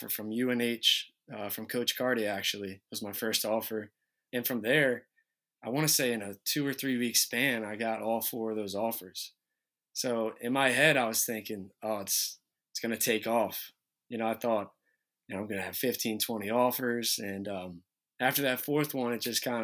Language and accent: English; Smyrna, Delaware, United States; Growing up in Smyrna, being able to play for Smyrna, it's a small town